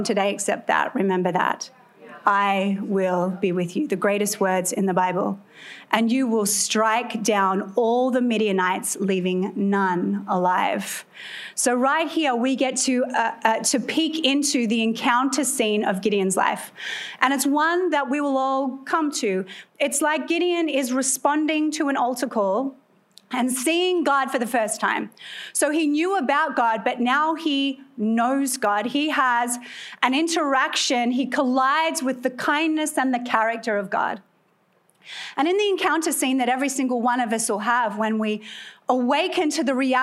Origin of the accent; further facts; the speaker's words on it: Australia; moved away as an adult; also born or lived in California; now in United States; clearly I am Australian, although I've been naturalized, so I'm one of you now